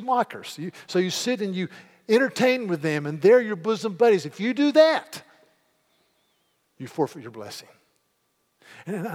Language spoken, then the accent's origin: English; Yadkinville, North Carolina, United States; I'm from Yadkinville, North Carolina